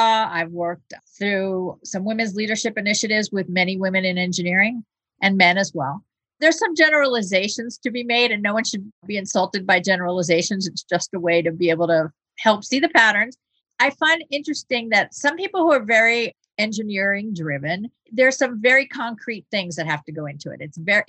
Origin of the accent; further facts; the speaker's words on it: Venezuela; also born or lived in United States; I mean, I grew up in another country. So I was born in the United States, but I spent many years in South America and in Venezuela in particular.